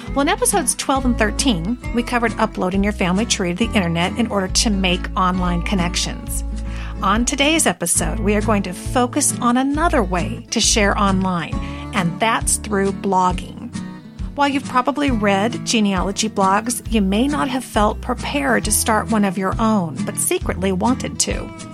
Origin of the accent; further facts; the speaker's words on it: Washington, United States; also born or lived in California; I was born in California, but totally raised in Washington State.